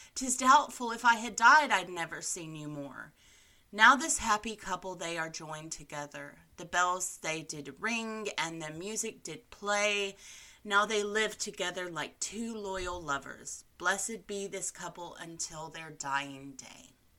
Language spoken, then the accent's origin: English; Alabama, United States; my home state